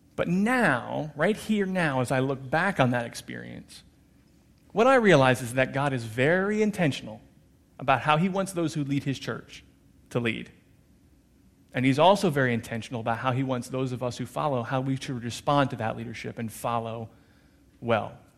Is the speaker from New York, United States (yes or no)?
no; New Jersey, United States; moved away; I was born and raised in New Jersey.